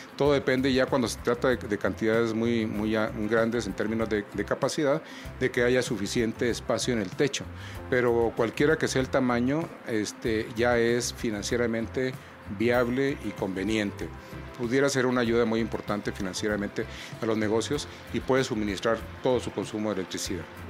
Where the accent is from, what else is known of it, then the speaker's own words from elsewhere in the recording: Mexico; en nuestro país